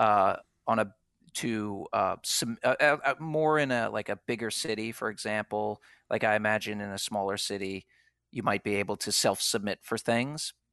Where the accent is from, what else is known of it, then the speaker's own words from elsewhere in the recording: Philadelphia, Pennsylvania, United States; moved away; I'm from Philadelphia